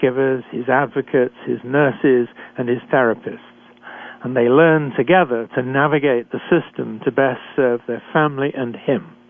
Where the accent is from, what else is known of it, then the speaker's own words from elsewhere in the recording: United Kingdom; accent: British; moved away as an adult; also born or lived in Canada; I'm a physician trained in Britain, as I'm sure you can tell from my accent